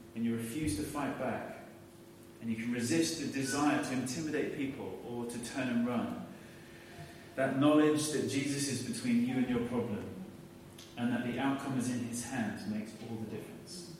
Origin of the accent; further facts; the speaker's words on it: United Kingdom; we're all British